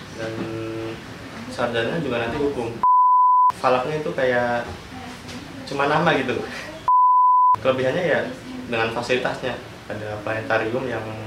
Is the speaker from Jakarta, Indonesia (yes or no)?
no; Cilacap, Central Java, Indonesia; asal dari Cilacap